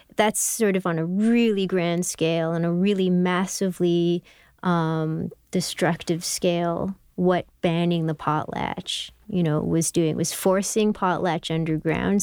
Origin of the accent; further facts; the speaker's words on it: Canada; I was born in Canada